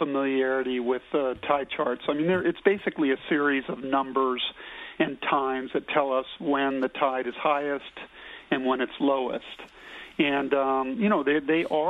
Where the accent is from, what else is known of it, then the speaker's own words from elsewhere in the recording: California coast, United States; I grew up on the California coast surfing and sailing